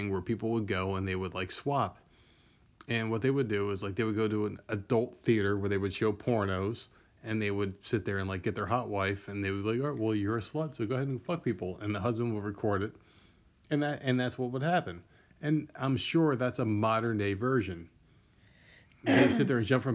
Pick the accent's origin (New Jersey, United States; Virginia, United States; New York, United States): New Jersey, United States; I'm from Jersey, man. I'm from Jersey